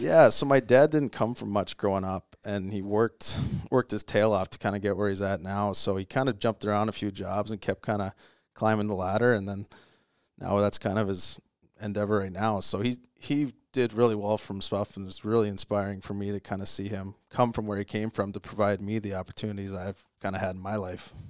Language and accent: English; Virden, Manitoba, Canada; I grew up in Verdun, Manitoba